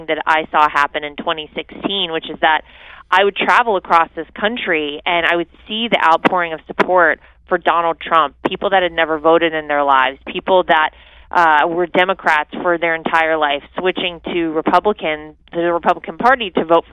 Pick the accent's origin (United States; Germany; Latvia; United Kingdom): United States; North Carolina; my home state of North Carolina